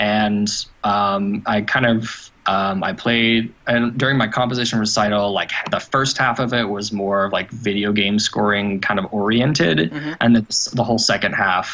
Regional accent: Oklahoma City, Oklahoma, United States; I am from Oklahoma City, Oklahoma, one state north of Texas

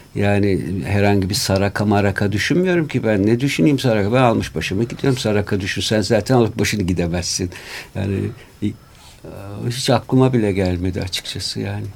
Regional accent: Istanbul, Turkey; Şimdi ben burada bu memlekette doğdum büyüdüm.

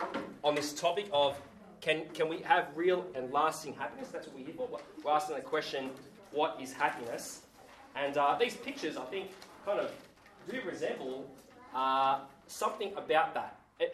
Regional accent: Sydney, New South Wales, Australia; now in Geelong, Australia; I'm a Sydney boy. Came down to Geelong only last year.

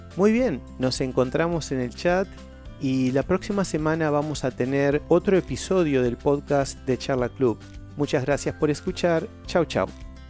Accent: Uruguay; soy de Uruguay

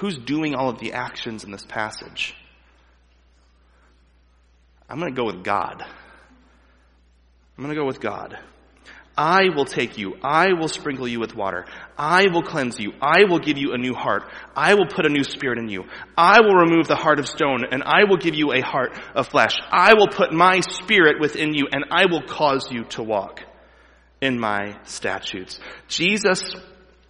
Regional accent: United States; as an American

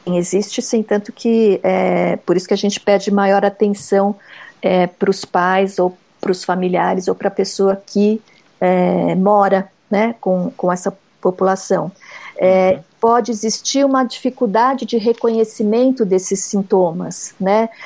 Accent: São Paulo, Brazil; eu sou aqui de São Paulo mesmo, de uma cidade perto da capital

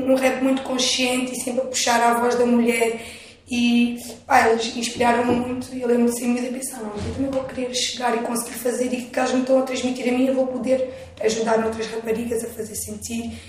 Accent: Viseu, Portugal; Pronto, eu sou de Viseu, o rap lá, se calhar

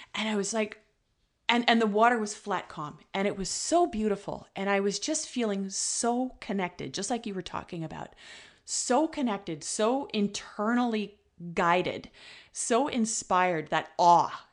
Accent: Ontario, Canada; now in British Columbia, Canada; I'm originally from Ontario

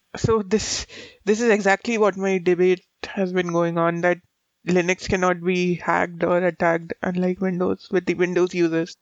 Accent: India; As an Indian

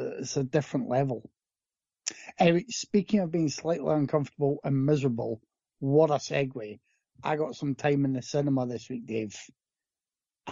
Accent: Scotland, United Kingdom; I grew up in Scotland

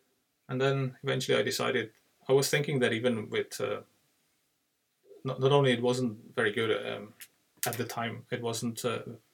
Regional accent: Czechia; moved away as an adult; now in Dublin, Ireland; I live in Ireland, but I'm from Czech Republic, which is a small country in the Central Europe.

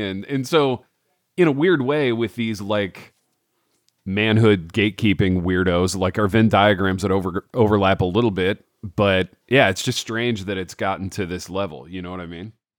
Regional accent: Hartford City, Indiana, United States; me growing up in Hartford City

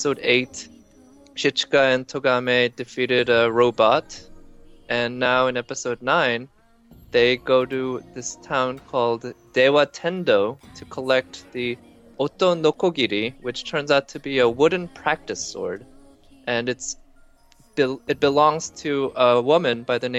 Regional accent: South Korea; now in United States; growing up in Korea

